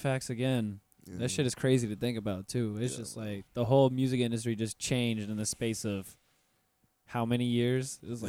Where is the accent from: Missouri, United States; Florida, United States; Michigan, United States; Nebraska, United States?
Florida, United States; North; now in Orlando, United States; I'm from North Florida, mm-hmm. next to the beach as well.